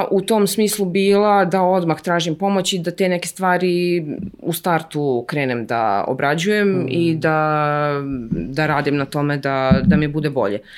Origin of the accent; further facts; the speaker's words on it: Ivanjica, Moravica District, Serbia; moved away; i moji i njegovi, mi smo iz Ivanjice mm -hmm. i mhm. tamo su i jedni i drugi, baki i deke.